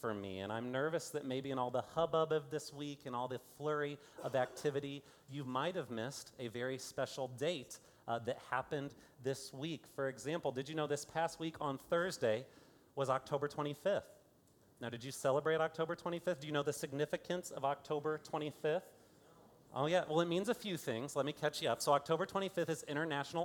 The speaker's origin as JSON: {"language": "English", "town": "Fort Wayne", "region": "Indiana", "country": "United States", "moved": "yes", "lives_now": "Kansas City, United States", "said": "I am from Fort Wayne, Indiana"}